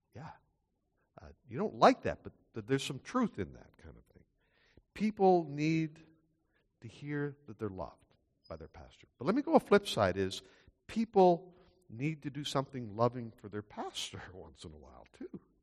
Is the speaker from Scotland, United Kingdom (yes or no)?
yes; Scotland, United Kingdom; now in Canada; I'm not Dutch, I'm Scottish